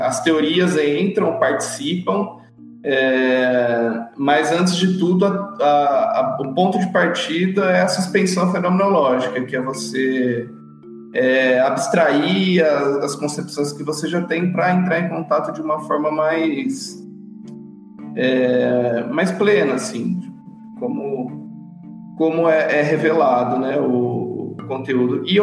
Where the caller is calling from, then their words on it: Uberlândia, Minas Gerais, Brazil; falo de Uberlândia, atuo aqui, trabalho aqui